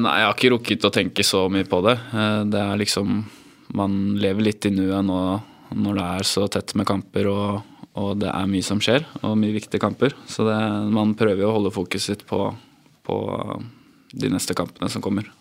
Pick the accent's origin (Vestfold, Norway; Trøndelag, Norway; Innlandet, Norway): Innlandet, Norway; Hamar; now in Moss, Norway; men jeg kommer jo egentlig fra Hamar.